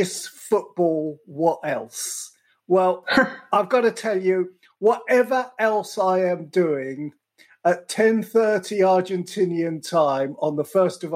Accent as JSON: {"language": "English", "region": "England", "country": "United Kingdom", "said": "as an Englishman"}